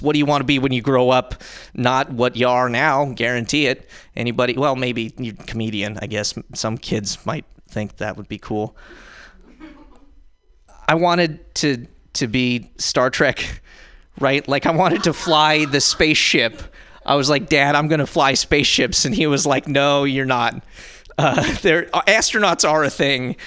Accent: Montana, United States; now in San Francisco, United States; I'm from Montana, but I live in San Francisco.

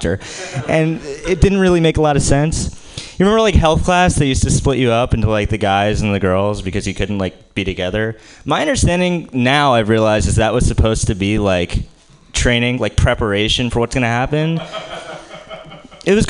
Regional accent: New Jersey, United States; moved away; I'm from New Jersey and I'm Jewish

